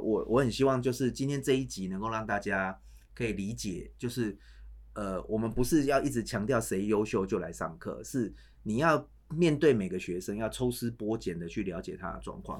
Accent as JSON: {"language": "Chinese", "country": "Taiwan", "said": "我们台湾人"}